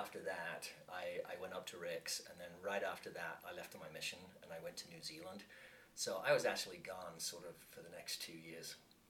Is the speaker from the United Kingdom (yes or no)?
yes; England, United Kingdom; moved away as an adult; now in United States; I was born and raised in England, and I came over here when I was 19.